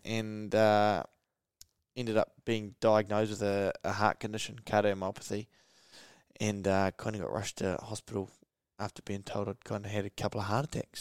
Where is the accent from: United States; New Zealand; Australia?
New Zealand; Gisborne; growing up in Gizzy